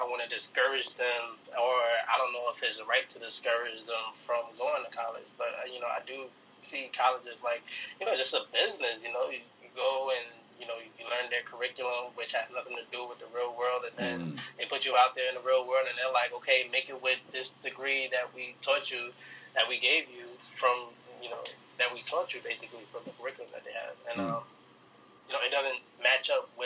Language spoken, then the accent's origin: English; New York City, New York, United States; I was born and raised in Harlem, in New York